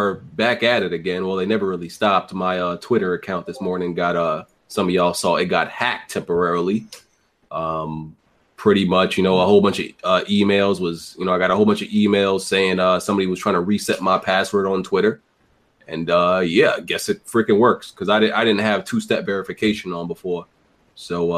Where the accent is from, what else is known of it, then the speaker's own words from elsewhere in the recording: New York, United States; I'm from New York